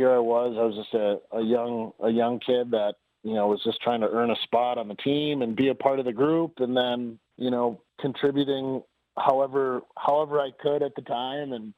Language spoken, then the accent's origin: English; Wisconsin, United States; I'm from Wisconsin, so I know what it's like when the cold starts to melt